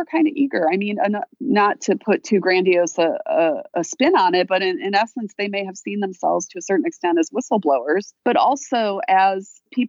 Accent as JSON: {"language": "English", "region": "Wisconsin", "country": "United States", "also_born_or_lived": "Illinois", "moved": "yes", "said": "I'm a Midwesterner, you know, I'm from Wisconsin"}